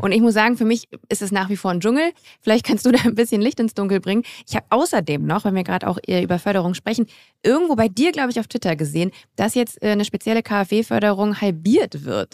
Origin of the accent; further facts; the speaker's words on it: Grevenbroich, North Rhine-Westphalia, Germany; ich komme aus Grevenbruch, das ist äh, in der Nähe von Düsseldorf